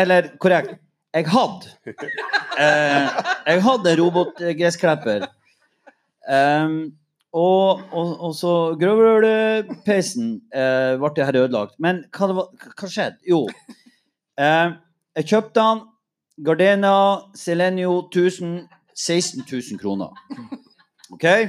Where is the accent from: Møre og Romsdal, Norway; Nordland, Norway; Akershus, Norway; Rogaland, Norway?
Nordland, Norway; Mo i Rana; jeg er fra Mo